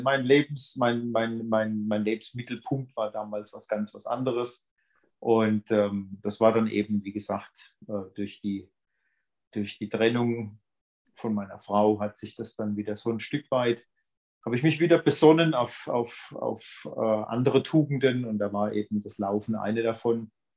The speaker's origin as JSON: {"language": "German", "town": "Brühl", "country": "Germany", "tie": "born or raised there", "moved": "yes", "said": "das war in meinem Heimatort. Also aus dem Ort in Brühl ist das, wo ich eigentlich herkomme"}